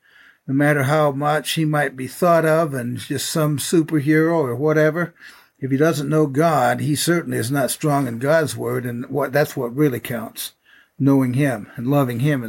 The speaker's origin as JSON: {"language": "English", "region": "upstate New York", "country": "United States", "tie": "born or raised there", "moved": "yes", "said": "when I was in upstate New York and I was running track and I set some school records"}